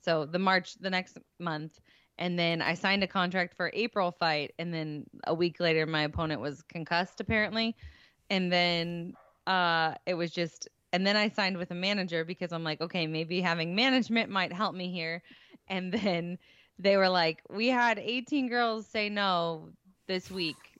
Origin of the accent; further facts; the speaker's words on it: St. Louis, Missouri, United States; It was gonna be in my hometown